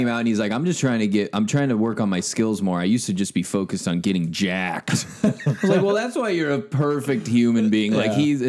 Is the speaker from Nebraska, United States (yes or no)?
yes; Nebraska, United States; I'm from Nebraska.